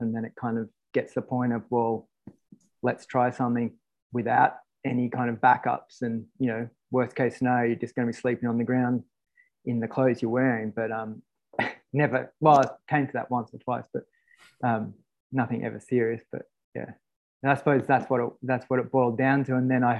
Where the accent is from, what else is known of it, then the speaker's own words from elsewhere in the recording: Sydney, New South Wales, Australia; moved away as an adult; now in Katoomba, Australia; I grew up in Sydney, in the stick. Well, what were the sticks of Sydney? So Kenthurst, Dural kind of thing. Now it's all kind of changed, but it was the sticks. In a 5-acre property backing into a crown land.